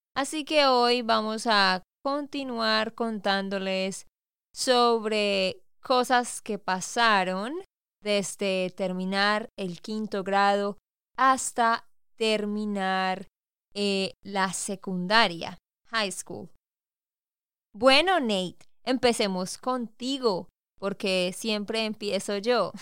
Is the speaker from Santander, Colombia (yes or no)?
yes; Santander, Colombia; also born or lived in Bucaramanga; de Santander, Colombia